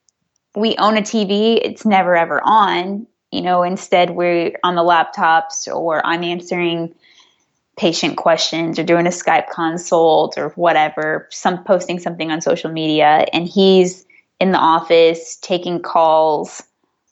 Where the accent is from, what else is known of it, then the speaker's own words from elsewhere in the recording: Missouri, United States; now in California, United States; I'm originally from Missouri, where places do not cost what they cost in California